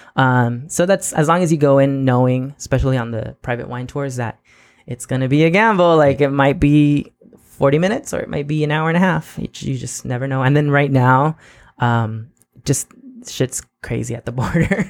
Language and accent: English; National City, California, United States; also born or lived in Imperial Beach, California; I was born and raised in the South Bay. I lived in National City until I was 18